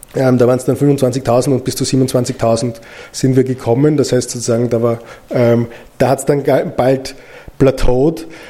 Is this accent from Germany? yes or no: no; Austria; ich als Österreicher